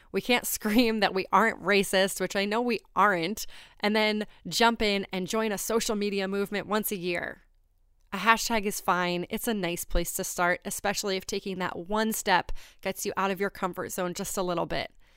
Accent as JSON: {"language": "English", "region": "New Hampshire", "country": "United States", "tie": "born or raised there", "said": "I grew up in Kentucky, New Hampshire. It's a small town."}